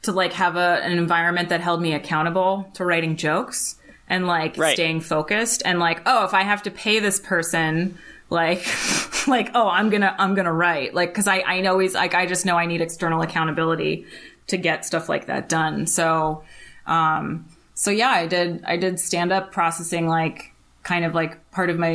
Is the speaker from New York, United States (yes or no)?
no; Connecticut, United States; I'm from Connecticut